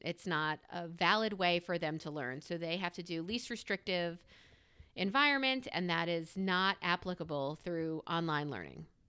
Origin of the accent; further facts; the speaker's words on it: New York, United States; now in Pennsylvania, United States; I am a New Yorker who has, who has relocated to the greater P A area.